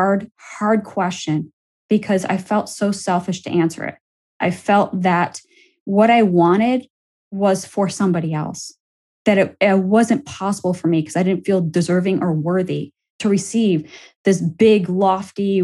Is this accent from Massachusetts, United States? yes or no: no; Buffalo, New York, United States; moved away; I headed it back to my hometown of Buffalo, New York